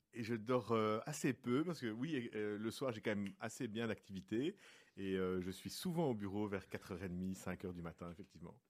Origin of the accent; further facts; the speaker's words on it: Brussels, Brussels-Capital Region, Belgium; moi je suis bruxellois depuis toujours. je, n'ai jamais quitté la région et j'ai toujours habité ici